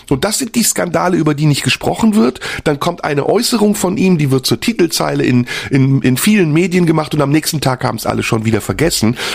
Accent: Turkey; German is a second language; now in Germany; echt nur hoffen, dass die Geschichte in der Türkei ein gutes Ende nimmt. Ich bin da sehr besorgt um mein Heimatland.

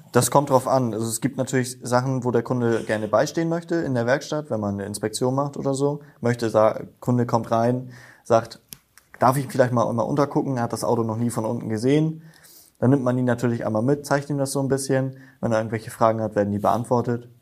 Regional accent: Himmelpforten, Lower Saxony, Germany; moved away as an adult; now in Apensen, Germany; Ich bin aus Himmelfort nach Abensen gezogen, meiner Freundin wegen hm. und Familie und Feuerwehr. Ähm, bin jetzt mittlerweile seit knapp zwei Jahren in Abensen auch in der Feuerwehr, war davor, seitdem ich zehn bin, in der Jugendfeuerwehr in Himmelforten

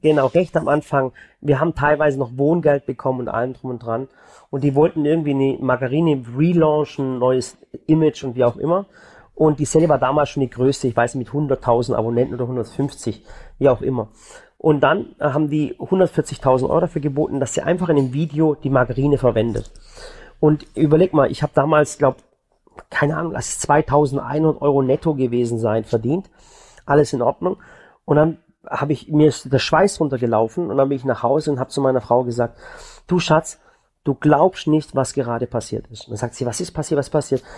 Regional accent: Balingen, Baden-Württemberg, Germany; now in Waghäusel, Germany; Ich komme zum Beispiel von der Schwäbischen Alb. Ich komme aus Balingen.

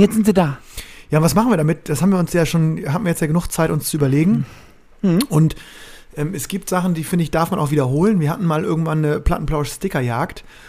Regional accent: Bremen, Germany; als Bremer

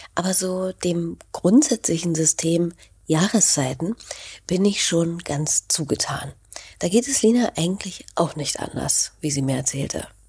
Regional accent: Berlin, Germany; Als Berlinerin

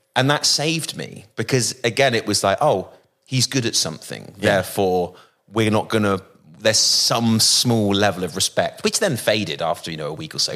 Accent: Bristol, South West England, United Kingdom; accent: West Country; I come from the West Country in, in, in Bristol and the accent there is more like that.

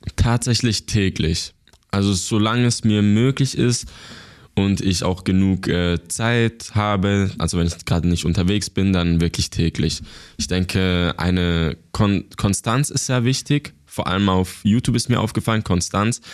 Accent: Basel, Switzerland; ich bin geboren und aufgewachsen in der Schweiz.

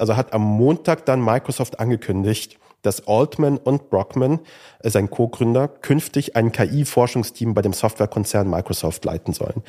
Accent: Kassel, Hesse, Germany; Ich bin in Kassel aufgewachsen

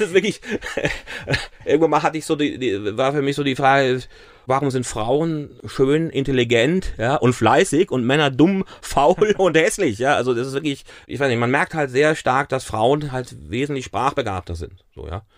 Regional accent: Königstein im Taunus, Hesse, Germany; first language German; also born or lived in Mainz; now in Essenheim, Germany; Also wenn, dann bin ich natürlich ein Hesse. Ich bin, bin aber in Königstein im Taunus aufgewachsen

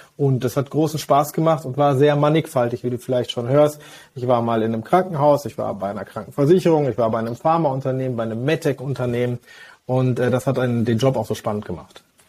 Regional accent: Hagen, North Rhine-Westphalia, Germany; Ich bin aber überzeugter und gebürtiger Westfale aus Hagen

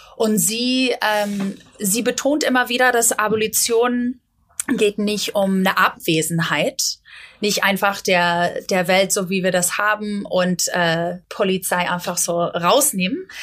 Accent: United States; German is a second language; moved away as an adult; now in Berlin, Germany; ich bin in den Staaten groß geworden

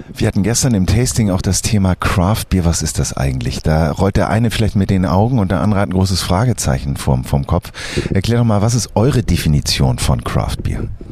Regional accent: Hamburg, Germany; ich bin ja aus Hamburg

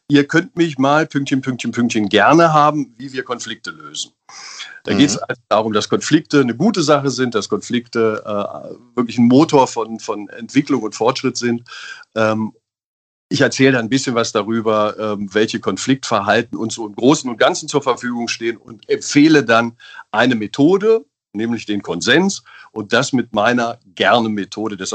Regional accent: Einbeck, Lower Saxony, Germany; born there; Ich bin ja in der Bierstadt geboren.

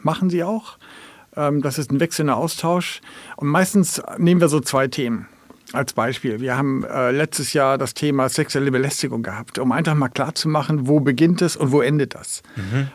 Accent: Germany; now in Kiel, Germany; als Deutsche

